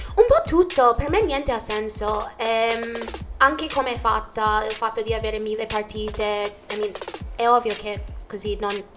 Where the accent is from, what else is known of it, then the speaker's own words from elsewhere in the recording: United States; first language Jamaican Patois; Italian is a second language; moved away as an adult; also born or lived in Jamaica; now in Italy; i primi anni in Giamaica e da lì probabilmente avrei detto che ho la ho la fondamenta giamaicana, infatti quando sono tornata negli Stati Uniti non parlavo inglese, parlavo ah, solo patua